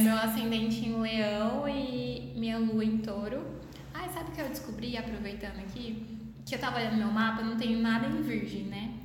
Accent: Goiânia, Goiás, Brazil; accent: mineiro; eu sou de Goiânia mesmo, mas eu falo mais do Waik Mineiro, porque eu sou uma fusão de paulista com mineiro. Minha mãe é de Minas, né, meu pai é de São Paulo

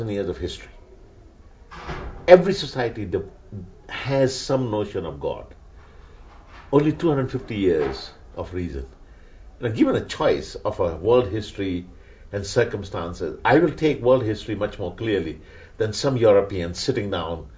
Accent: Pakistan; first language Urdu; English is a second language; I come from Pakistan, from an Urdu speaking home. We both learnt English

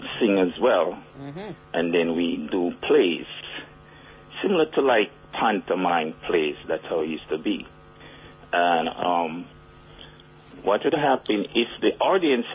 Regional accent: Spanish Town, Saint Catherine, Jamaica; I'm from Spanish Town

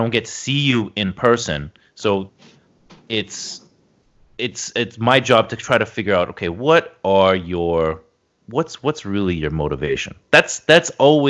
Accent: Toronto, Ontario, Canada; I grew up in Toronto. We moved around a lot when I was a kid

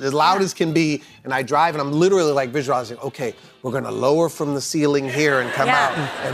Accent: Boston, Massachusetts, United States; moved away as an adult; now in Chicago, United States; I grew up in Boston.

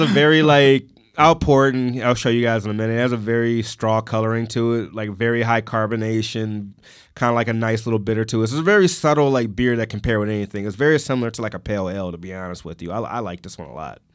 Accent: Detroit, Michigan, United States; I grew up on Seven Mile and Pat

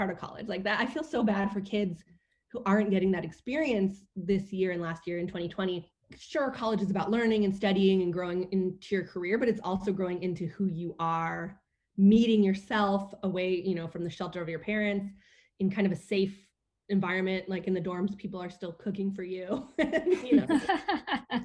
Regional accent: Bay Area, California, United States; I grew up in the Bay Area

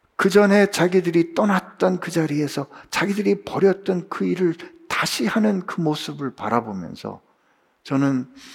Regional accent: South Korea; 제가 한국에서 왔다 그랬더니

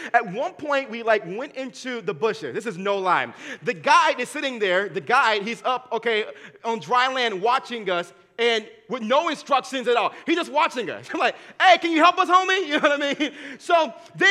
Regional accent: Dayton, Ohio, United States; where I was born and raised at in Dayton, Ohio

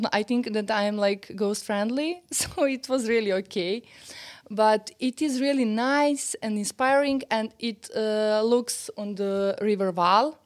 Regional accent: Serbia; English is a second language; I'm from Serbia. Yeah. I live in Belgrade

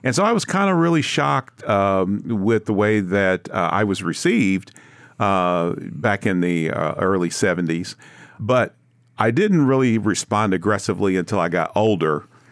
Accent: Kansas City, Missouri, United States; I was born and raised in Kansas City in the earlier part of my life.

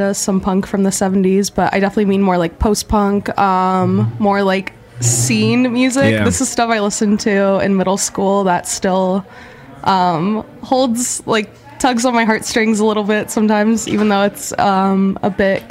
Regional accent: California, United States; growing up in California, there's a lot of hip-hop, and then a good amount of like alt-rock.

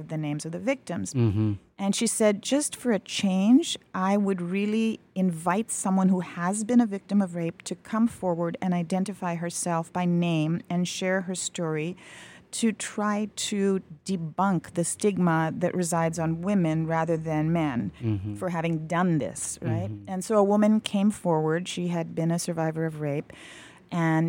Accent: New York, United States; moved away as an adult; also born or lived in India / Libya / Egypt / Thailand; now in Des Moines, United States; my sister and I grew up in New York, and we went to the United Nations International School in New York.

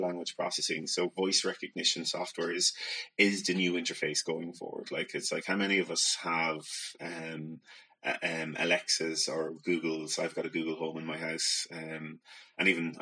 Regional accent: County Meath, Ireland; I'm from Mead and my brother has a pretty strong Mead accent

